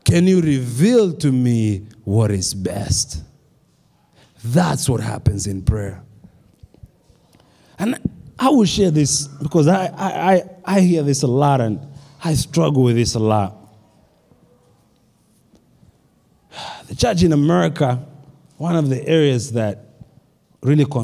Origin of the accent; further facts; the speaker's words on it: Kenya; now in United States; When I grew up in Kenya